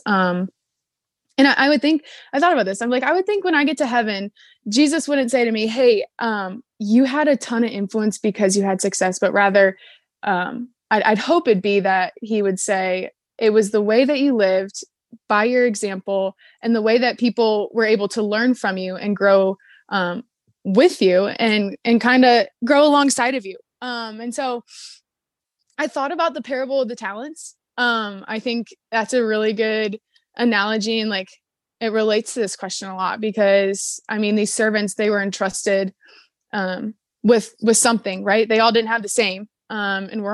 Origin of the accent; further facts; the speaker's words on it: Cleveland, Ohio, United States; I am from Cleveland, Ohio.